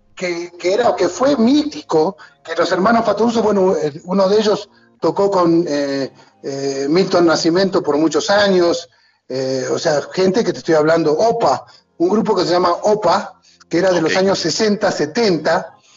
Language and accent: Spanish; Argentina; moved away; soy un argentino que no entiende de fútbol